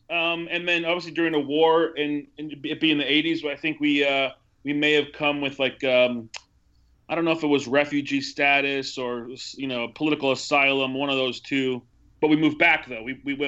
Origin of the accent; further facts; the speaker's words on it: Milwaukee, Wisconsin, United States; also born or lived in El Salvador; The first time I was just a newborn baby. I was born in January of 82 in El Salvador, and we moved to Milwaukee, Wisconsin just a few months after that.